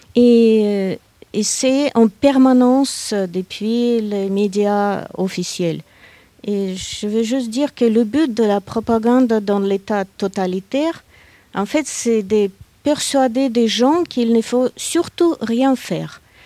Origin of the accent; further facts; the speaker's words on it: Saint Petersburg, Russia; moved away as an adult; now in France; je suis née à Saint-Pétersbourg. Je vis en France depuis 1995